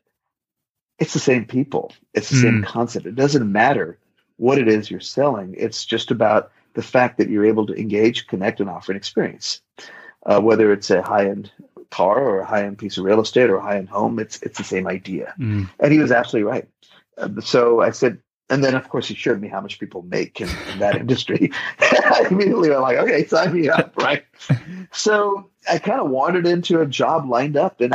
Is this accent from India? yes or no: yes; India; also born or lived in Bay Area, California / Western North Carolina; now in North Carolina, United States; adopting this beautiful baby girl from an orphanage in my hometown where I grew up.